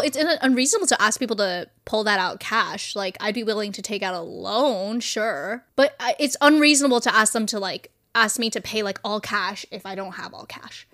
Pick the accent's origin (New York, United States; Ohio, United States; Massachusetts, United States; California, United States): California, United States; I am from California